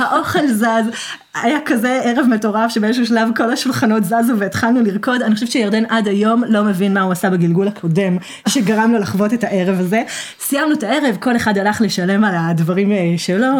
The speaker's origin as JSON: {"language": "Hebrew", "country": "Israel", "said": "עברית, כי אני ישראלית"}